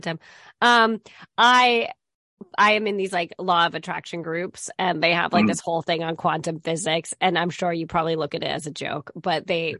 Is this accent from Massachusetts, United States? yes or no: yes; Massachusetts, United States; I'm from Massachusetts